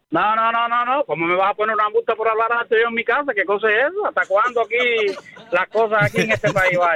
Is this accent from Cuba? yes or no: yes; Cuba; first language Spanish; now in United States; Yo soy cubano y los cubanos hablamos español.